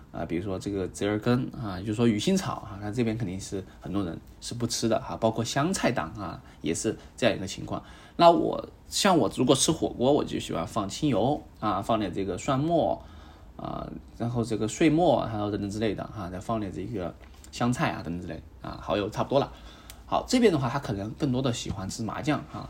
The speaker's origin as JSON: {"language": "Chinese", "region": "southern China", "country": "China", "said": "作为一个南方人"}